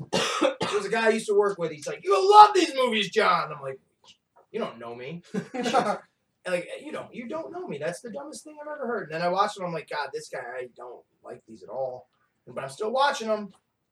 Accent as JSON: {"language": "English", "town": "Argyle", "region": "New York", "country": "United States", "tie": "born or raised there", "said": "which is basically my hometown."}